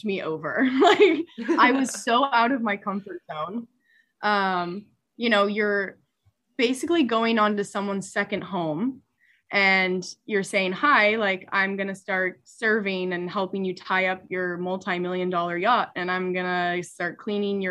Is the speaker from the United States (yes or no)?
yes; Seattle, Washington, United States; moved away as an adult; also born or lived in Oregon; I'm originally from Seattle, Washington, just shy outside of it